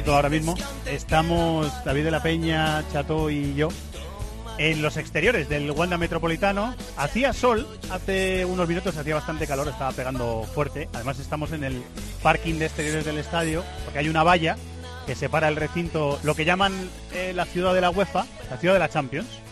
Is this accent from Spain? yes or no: yes; Cuenca, Castilla-La Mancha, Spain; yo nací en Cuenca y esa es la ciudad de mi vida y de mi corazón